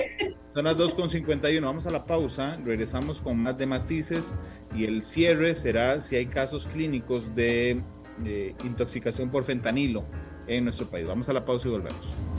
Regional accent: Costa Rica; como el tico promedio

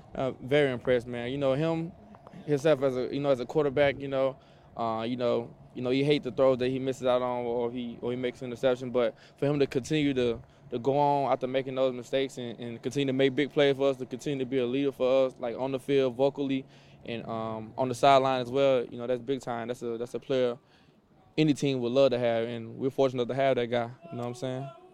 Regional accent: Mississippi, United States; moved away as an adult; also born or lived in Illinois / Minnesota / Cleveland; I'm from Mississippi

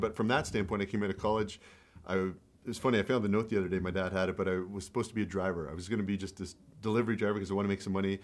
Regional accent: Canada; also born or lived in Sudbury; I grew up in Canada

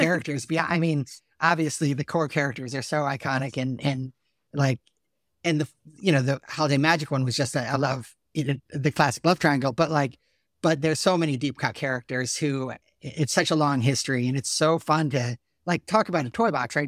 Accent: Salisbury, Connecticut, United States; I'm from Salisbury, Connecticut

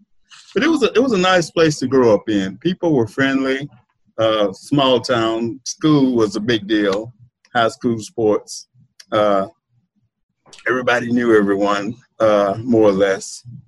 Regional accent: La Marque, Texas, United States; moved away as an adult; also born or lived in Galveston, Texas; born in Galveston, right. But I grew up in Marque, right over the bridge, just like Mike here.

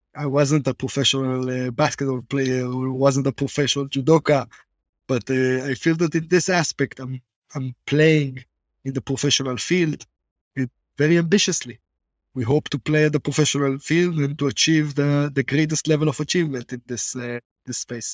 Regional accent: Israel; accent: Israeli; also born or lived in Boston, United States; I lived in Boston as a kid, and everyone told me that if I keep my Israeli accent

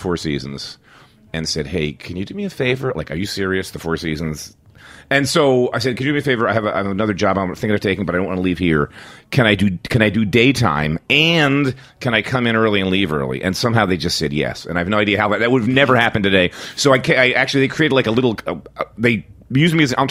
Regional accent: Philadelphia, Pennsylvania, United States; moved away as an adult; now in New York, United States; I was from Philly

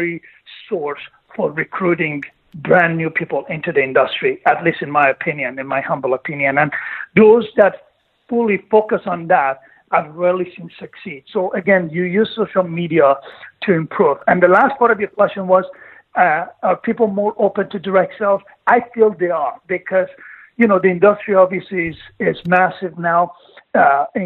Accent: Greece; moved away as an adult; also born or lived in Iran / Canada; now in United States; I was born in Iran, and then I grew up through my teenage years. I was growing up in Greece. Then I moved to Canada when I was 18

